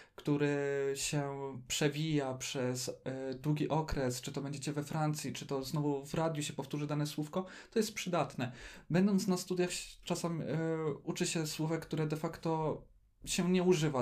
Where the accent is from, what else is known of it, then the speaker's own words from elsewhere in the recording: Poland; ktoś mówi w języku francuskim i to jeszcze Polak